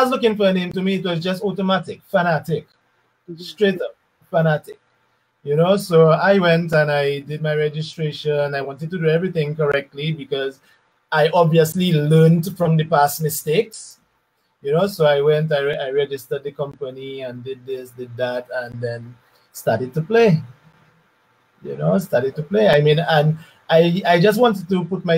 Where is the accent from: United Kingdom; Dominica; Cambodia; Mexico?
Dominica; also born or lived in Barbados; I came back to Dominica from Barbados